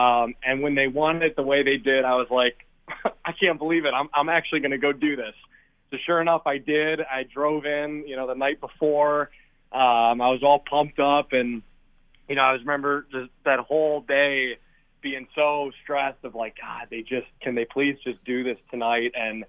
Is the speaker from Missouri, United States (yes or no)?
no; Milwaukee, Wisconsin, United States; moved away; I was born in Milwaukee and lived there for a while, and then moved kind of several years ago.